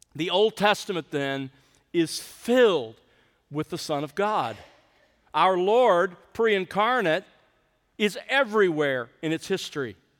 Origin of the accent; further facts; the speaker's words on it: South Alabama, United States; moved away; I grew up in South Alabama